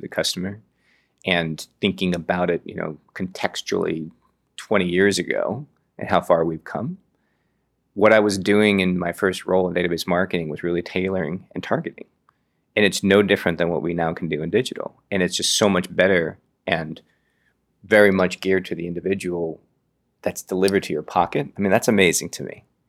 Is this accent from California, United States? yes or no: yes; Redwood City, California, United States; also born or lived in Berkeley, California / Oakland, California; I grew up on the peninsula. I grew up in Redwood City